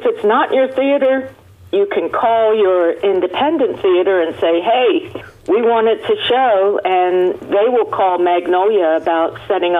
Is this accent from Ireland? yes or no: yes; Ireland; I'm Irish